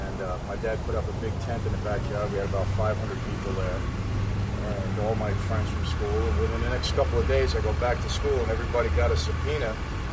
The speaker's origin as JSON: {"language": "English", "town": "New York City", "region": "New York", "country": "United States", "tie": "born or raised there", "said": "I grew up in Brooklyn, New York"}